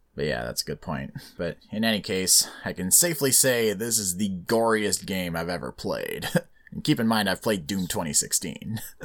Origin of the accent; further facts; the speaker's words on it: Canada; being born and raised in Canada, so I get to stay